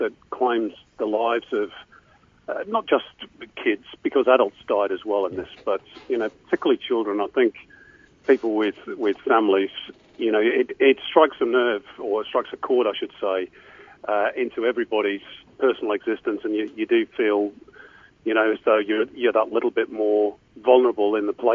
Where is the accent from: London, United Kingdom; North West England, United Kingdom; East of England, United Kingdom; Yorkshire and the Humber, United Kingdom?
North West England, United Kingdom; Manchester; now in Australia; as a Mancunian myself